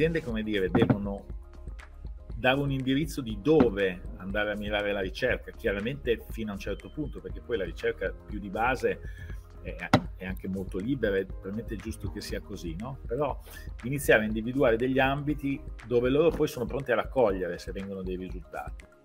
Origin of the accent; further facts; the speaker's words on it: Bologna, Emilia-Romagna, Italy; io sono bolognese, ma ho sempre lavorato in aziende e fuori da Bologna